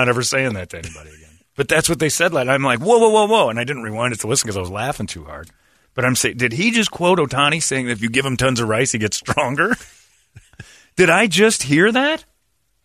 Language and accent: English; Arizona, United States